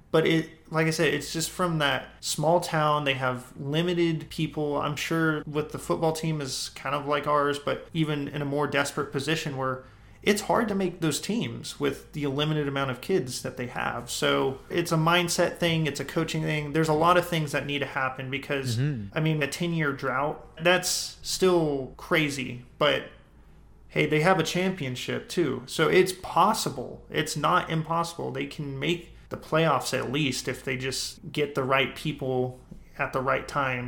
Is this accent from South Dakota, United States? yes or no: no; Robert Lee, Texas, United States; I guess growing up in Robert Lee, there's a ton of people that have great influence on the town.